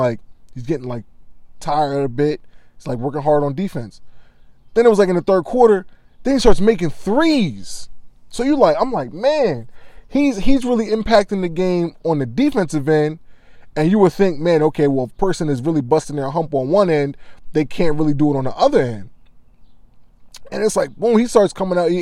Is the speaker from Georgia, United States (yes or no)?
no; Delaware, United States; I grew up in Delaware